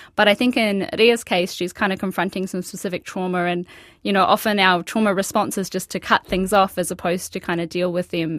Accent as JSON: {"language": "English", "country": "Australia", "tie": "born or raised there", "moved": "as an adult", "lives_now": "Whangarei, New Zealand", "said": "I was born and raised in Australia"}